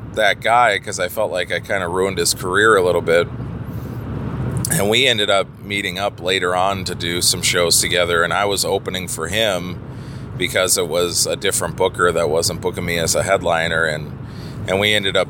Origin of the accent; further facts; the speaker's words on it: Minnesota, United States; I'm from Minnesota